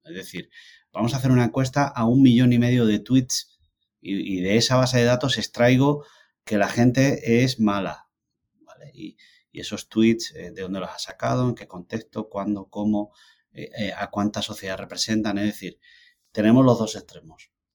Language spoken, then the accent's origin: Spanish; Andalusia, Spain; now in United States; como soy andaluz